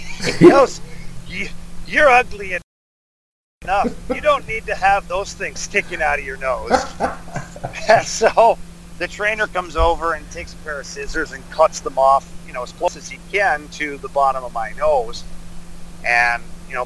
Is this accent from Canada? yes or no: yes; Ottawa, Ontario, Canada; I grew up in Ottawa, like 2 hours away